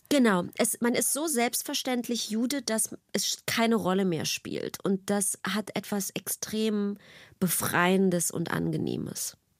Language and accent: German; Berlin, Germany; ich bin einfach in der DDR groß geworden.